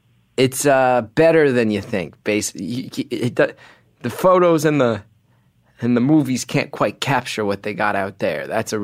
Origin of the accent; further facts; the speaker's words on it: New Jersey, United States; I'm from New Jersey.